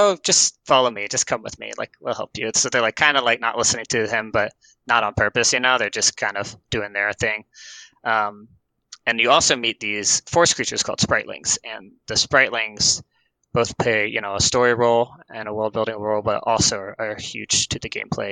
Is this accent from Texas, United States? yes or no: no; Atlanta, Georgia, United States; moved away as an adult; now in Portland, United States; I am originally from Atlanta, like I said, but I moved to Portland with my wife in 4 years ago